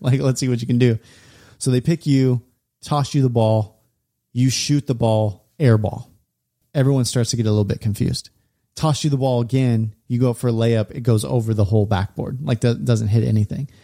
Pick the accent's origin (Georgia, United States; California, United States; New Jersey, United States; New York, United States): California, United States; we we grew up in California